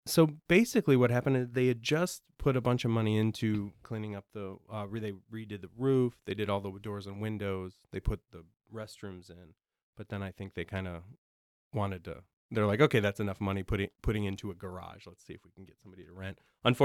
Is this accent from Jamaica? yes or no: no; Roscoe, Illinois, United States; We grew up in Roscoe, Illinois, which is near Rockford.